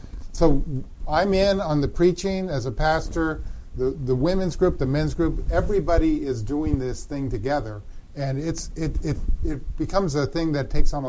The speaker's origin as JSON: {"language": "English", "town": "Denver", "region": "Colorado", "country": "United States", "tie": "born or raised there", "also_born_or_lived": "Grand Rapids, Michigan", "said": "I grew up in the Dutch Reformed tribe out of Denver, Colorado"}